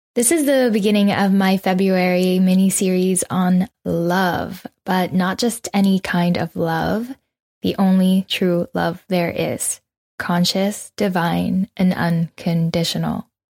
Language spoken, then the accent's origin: English; Canada; also born or lived in Philippines; We immigrated from the Philippines to Canada eighteen years ago, and so I technically grew up here